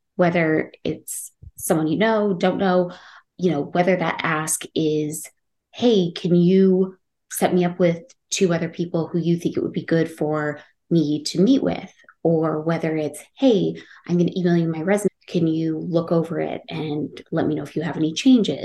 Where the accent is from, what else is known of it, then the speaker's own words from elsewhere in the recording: Utah, United States; moved away as an adult; now in Washington, D.C., United States; I'm from Utah